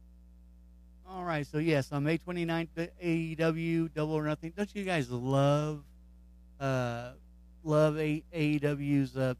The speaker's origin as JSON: {"language": "English", "region": "Kentucky", "country": "United States", "tie": "born or raised there", "said": "So he's in my home state."}